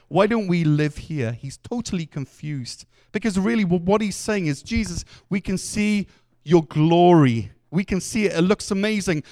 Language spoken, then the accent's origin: English; Wales, United Kingdom; as a Welshman